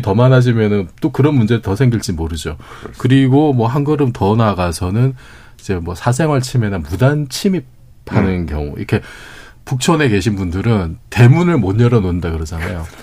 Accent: Busan, South Korea; moved away; 고향이 부산인데

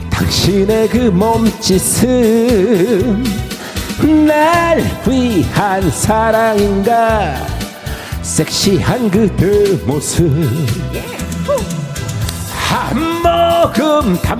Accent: Gongju, South Chungcheong, South Korea; 아 저는 정말 저 공주 산골에서 태어나서

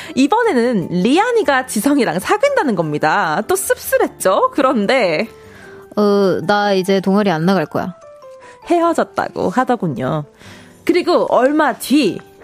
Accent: Suwon, Gyeonggi Province, South Korea; 저는 수원 사람이에요

